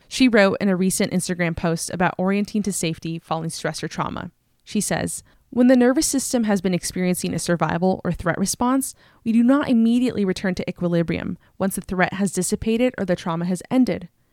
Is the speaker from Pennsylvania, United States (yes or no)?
no; California, United States; in my home state of California